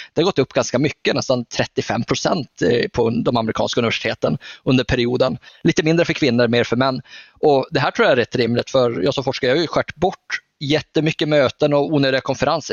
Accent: Norrland, Sweden; jag är ju norrlänning

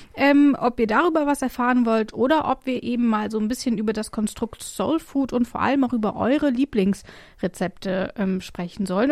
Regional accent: Rhineland-Palatinate, Germany; moved away; ich komme ja ursprünglich aus der Pfalz

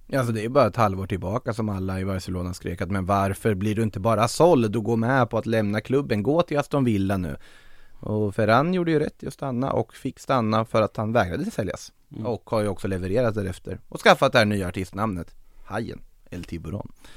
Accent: Norrköping, Östergötland, Sweden; born or raised there

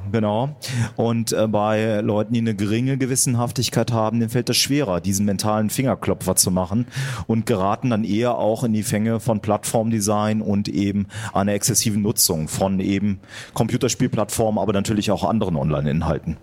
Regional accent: Germany; wir in Deutschland

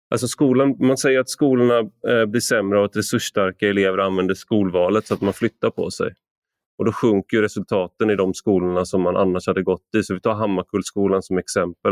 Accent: Gothenburg, Västra Götaland, Sweden; jag är uppvuxen i Göteborg

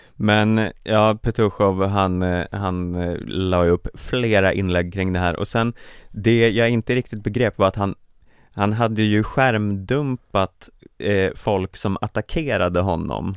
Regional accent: Sweden; som svensk

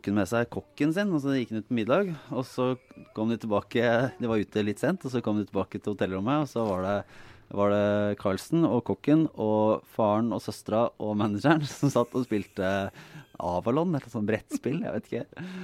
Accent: Bergen, Vestland, Norway; Den harde, harde bergensmiljøet. Jeg sto på et busskur der jeg vokste opp.

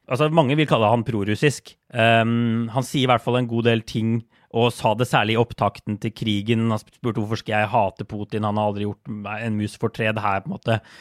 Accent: Norway

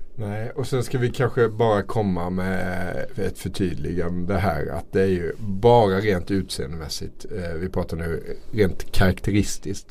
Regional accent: Småland, Sweden; Jag är ju från Småland här

